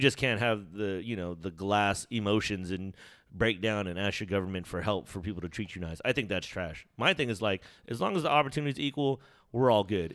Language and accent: English; United States; if I'm born in America, I'm, like, American